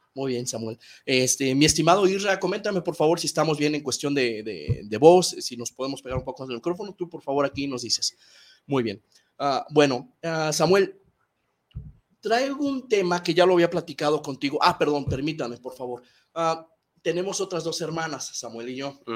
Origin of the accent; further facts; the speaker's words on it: Guadalajara, Jalisco, Mexico; voy Chivas meramente porque soy tapatío